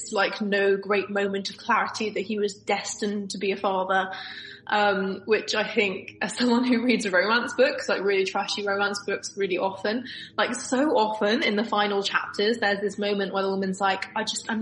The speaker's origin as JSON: {"language": "English", "region": "London", "country": "United Kingdom", "said": "I'm from Northwest London"}